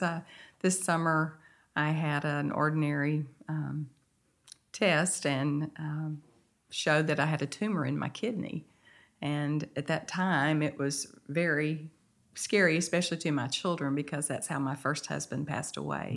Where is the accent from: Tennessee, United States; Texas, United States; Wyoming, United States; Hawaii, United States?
Texas, United States; Mount Pleasant; also born or lived in Henderson, Texas; now in Nacogdoches, United States; I grew up in Mount Pleasant, Texas